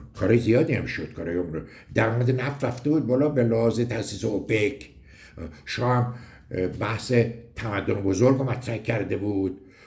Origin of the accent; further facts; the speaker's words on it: Gorgan, Golestan, Iran; moved away as an adult; also born or lived in United States; now in Tehran, Iran; من دیپلم ریاضی دارم از دبیرستان ایران شهر گرگان متولد گرگان هستم